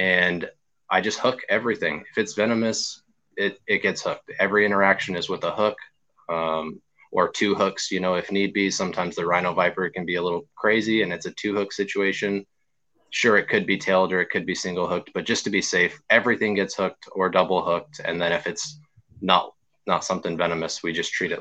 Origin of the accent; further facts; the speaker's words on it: Arizona, United States; moved away as an adult; now in Virginia, United States; growing up in Arizona